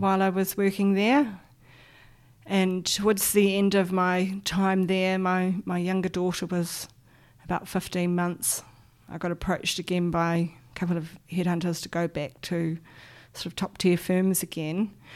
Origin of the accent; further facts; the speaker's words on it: Auckland, New Zealand; So I grew up on the North Shore in Auckland. Um, was born in a small hospital there